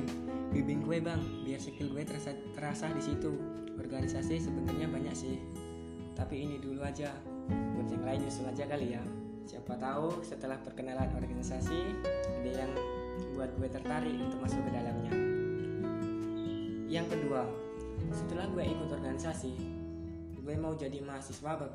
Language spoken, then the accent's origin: Indonesian; Musi Rawas, South Sumatra, Indonesia; Nama gue …, kalian bisa panggil gue … Gue dari Musirawas, Sumatera Selatan